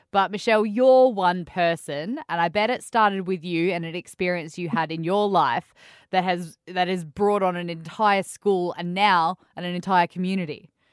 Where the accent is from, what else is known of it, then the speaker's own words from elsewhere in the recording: Cairns, Queensland, Australia; also born or lived in Canberra; now in Western Australia, Australia; I come from Cairns. Um, I've lived in Canberra